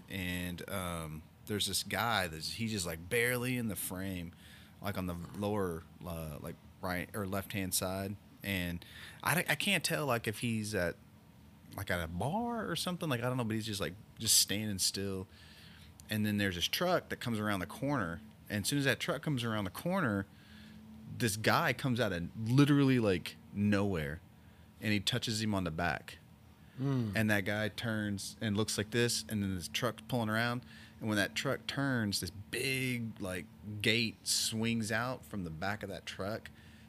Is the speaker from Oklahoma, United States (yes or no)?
yes; Oklahoma, United States; man, I grew up in Oklahoma, and this is, it reminds me of Oklahoma.